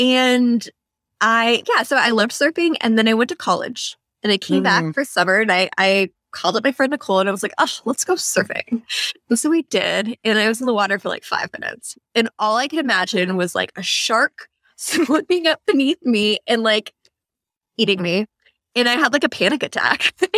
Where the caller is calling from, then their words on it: San Diego, California, United States; also born or lived in New York City; Well, I am recording from San Diego, and I have been here since the start of the pandemic when I had to leave New York City